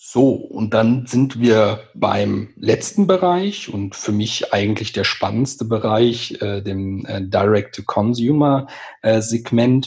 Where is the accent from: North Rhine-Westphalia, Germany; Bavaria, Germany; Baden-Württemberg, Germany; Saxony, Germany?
North Rhine-Westphalia, Germany; home region of Phantasialand; aus meiner Heimat das Phantasialand